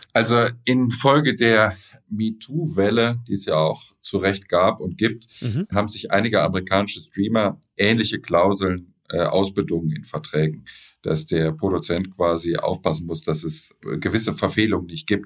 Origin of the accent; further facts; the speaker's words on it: Düsseldorf, North Rhine-Westphalia, Germany; Ich bin ja Düsseldorfer